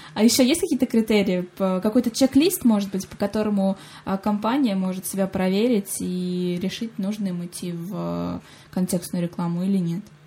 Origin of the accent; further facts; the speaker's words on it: Saratov, Saratov Oblast, Russia